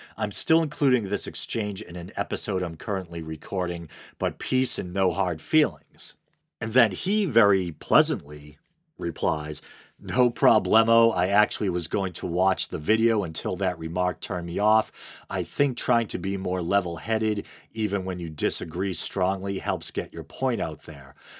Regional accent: Boston, Massachusetts, United States; accent: Boston; I have a Boston accent, which some might mistake for a New York or a Jersey accent

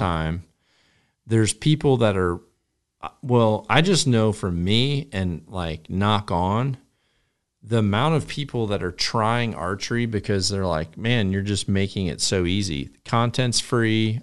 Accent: United States; moved away; also born or lived in Iowa; I came from Wisconsin in northern Illinois

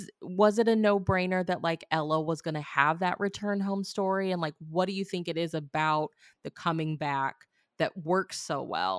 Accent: Missouri, United States; moved away; my hometown's in Missouri

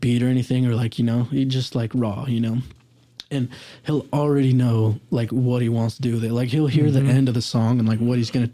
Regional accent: Idaho, United States; we got a lot of pride here in the 8

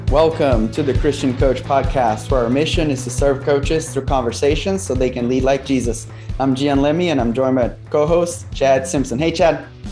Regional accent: Brazil; moved away; coming from Brazil

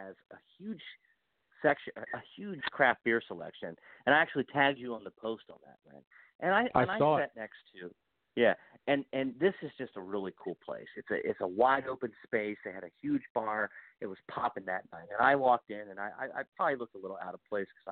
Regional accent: Hagerstown, Maryland, United States; I grew up in Hagerstown

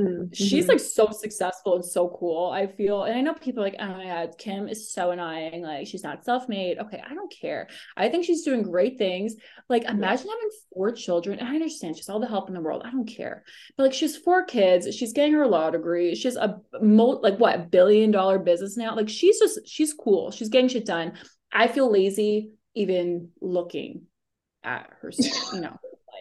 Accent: Philadelphia, Pennsylvania, United States; moved away; I grew up in Philly

